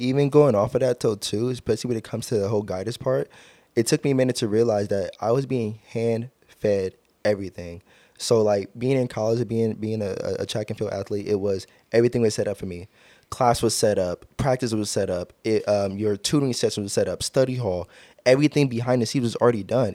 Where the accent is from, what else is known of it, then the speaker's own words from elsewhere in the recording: Long Beach, California, United States; Born and raised in Long Beach. I've been in Long Beach all my life